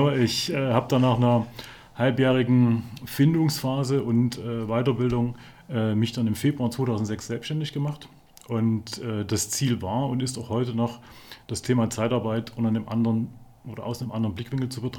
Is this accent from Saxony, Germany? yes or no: yes; Chemnitz, Saxony, Germany; born there; ich bin Jahrgang 71, bin gebürtig aus Chemnitz